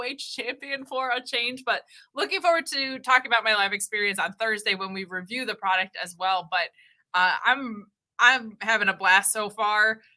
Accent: United States; I'm American

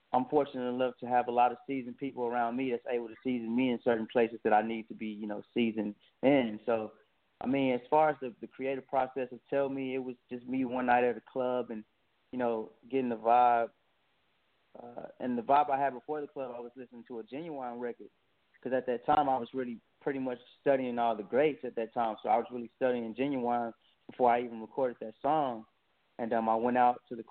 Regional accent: Dallas, Texas, United States; from Dallas, Texas, born and raised.

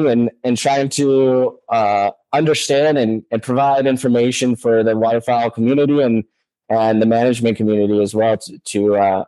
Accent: Los Angeles, California, United States; moved away; also born or lived in Russia; I grew up in Los Angeles, California

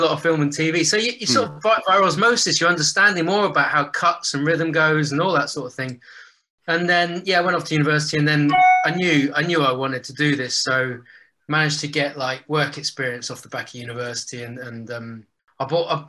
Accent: West Country, South West England, United Kingdom; moved away as an adult; now in London, United Kingdom; I grew up down in the West Country

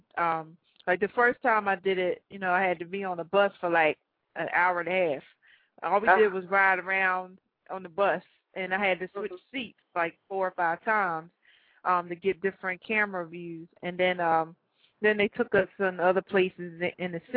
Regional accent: Philadelphia, Pennsylvania, United States; moved away as an adult; now in New Jersey, United States; I was born and raised in Philly.

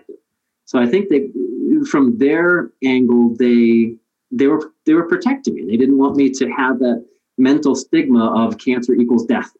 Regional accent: Willard, Ohio, United States; I was your normal, I guess, quote unquote, normal teenage kid growing up in Midwest Ohio, in Willard, Ohio

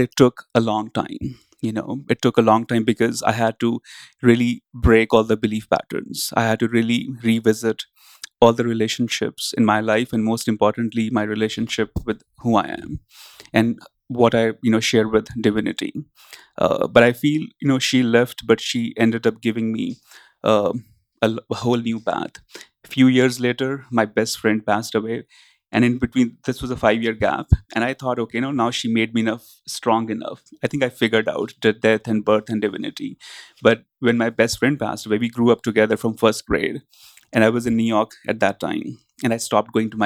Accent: India; growing up in India among the spiritual teachers

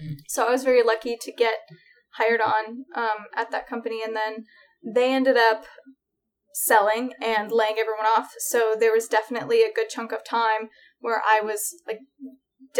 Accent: Oregon, United States; moved away as an adult; now in Los Angeles, United States; I grew up in Oregon.

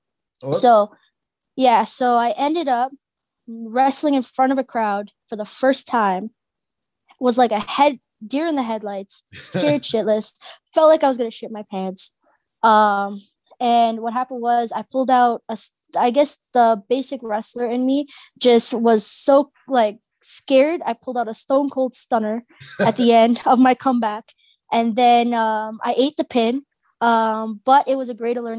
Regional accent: Mississauga, Ontario, Canada; I was from Malton

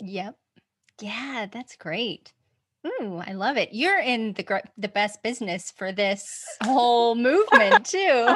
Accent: Utah, United States; born or raised there; moved away; also born or lived in Olympia, Washington / Oregon

